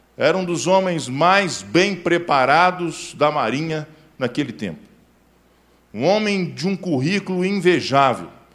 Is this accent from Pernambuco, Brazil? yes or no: no; Belo Horizonte, Minas Gerais, Brazil; sou nascido em Belo Horizonte, criado em Belo Horizonte